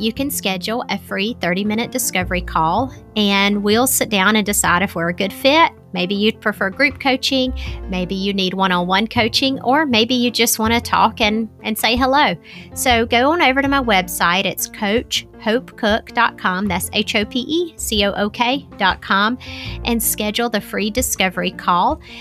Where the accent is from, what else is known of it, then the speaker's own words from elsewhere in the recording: Southern, United States; accent: Southern; my Southern accent